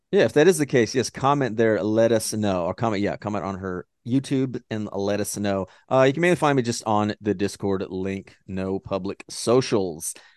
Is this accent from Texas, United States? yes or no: yes; Dallas, Texas, United States; accent: Texan drawl; I'm Texas, you know, Dallas